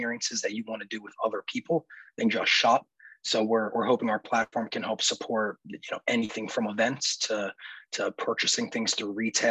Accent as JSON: {"language": "English", "town": "Philadelphia", "region": "Pennsylvania", "country": "United States", "tie": "born or raised there", "said": "I was born and raised in the Philadelphia area, and have been there and remain there even to this day"}